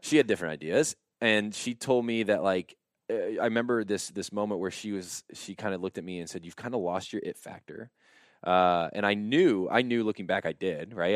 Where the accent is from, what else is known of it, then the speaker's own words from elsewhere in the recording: Warsaw, Indiana, United States; I grew up in Warsaw, Indiana